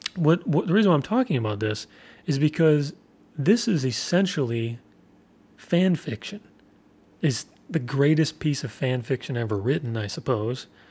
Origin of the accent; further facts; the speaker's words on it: United States; as an American